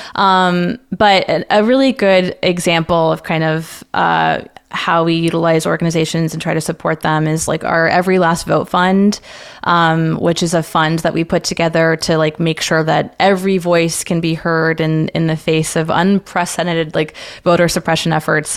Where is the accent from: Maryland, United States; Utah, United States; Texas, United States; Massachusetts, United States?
Texas, United States; San Antonio; moved away as an adult; also born or lived in Washington, D.C.; I grew up in San Antonio, Texas, far and away from D C